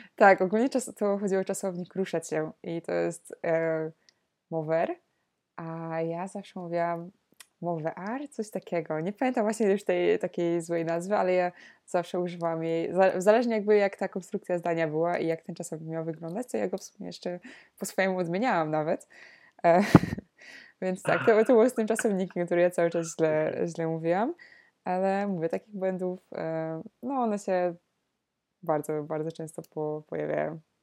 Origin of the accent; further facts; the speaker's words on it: Poland; moved away as an adult; also born or lived in Netherlands; wróciłam do Polski